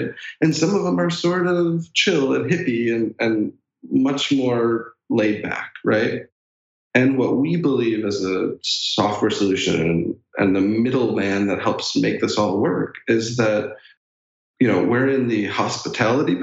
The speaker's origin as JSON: {"language": "English", "town": "Chicago", "region": "Illinois", "country": "United States", "tie": "born or raised there", "said": "I'm a Chicago boy"}